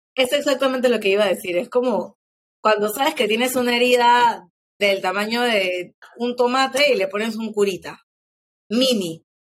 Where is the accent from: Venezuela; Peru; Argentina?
Peru; quiénes somos como peruanos